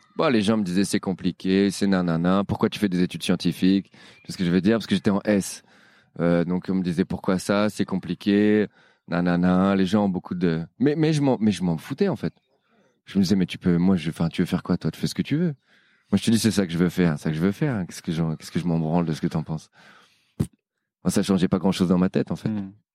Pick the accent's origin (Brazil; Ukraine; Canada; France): France; Paris, Île-de-France; je suis parisien